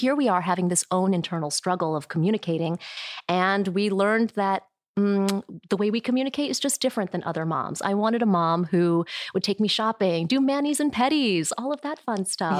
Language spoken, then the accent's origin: English; Midland, Michigan, United States; now in California, United States; I was born in Midland, Michigan, and I think we were probably one of only a handful of Asian people in our neighborhood